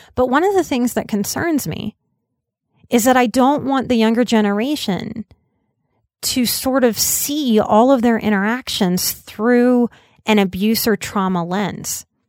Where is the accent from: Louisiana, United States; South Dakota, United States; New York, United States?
Louisiana, United States; New Orleans; growing up in New Orleans